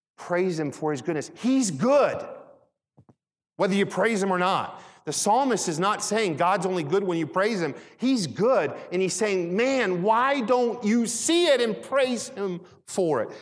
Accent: Philadelphia, Pennsylvania, United States; also born or lived in Michigan; When I was really young, we moved to Philadelphia. We moved from Michigan to Philadelphia.

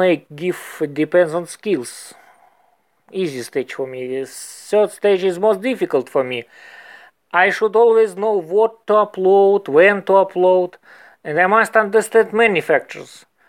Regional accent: Moscow, Russia; English is a second language; I'm from Moscow

